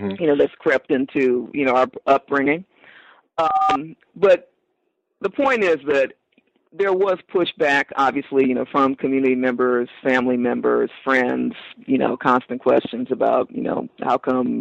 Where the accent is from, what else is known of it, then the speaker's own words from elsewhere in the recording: Los Angeles, California, United States; growing up in South Los Angeles, which is a heavily religious community